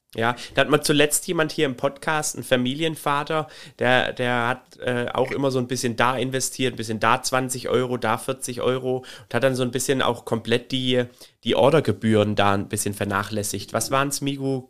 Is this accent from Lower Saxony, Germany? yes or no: no; Baden-Württemberg, Germany; Bei uns in Baden-Württemberg